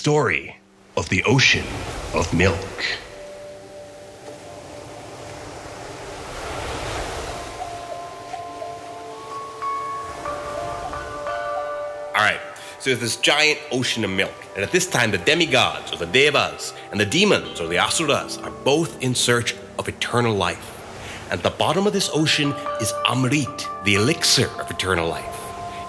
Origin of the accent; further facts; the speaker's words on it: Dartmouth, Nova Scotia, Canada; I was a Hindu in particular until I was growing up in Dartmouth, Nova Scotia.